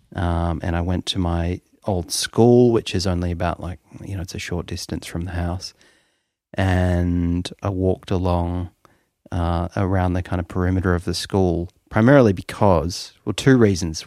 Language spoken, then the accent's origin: English; Melbourne, Victoria, Australia; also born or lived in Toronto; I was born in Melbourne, and then when I was about six years old, I was whisked away to Toronto and lived there for about three years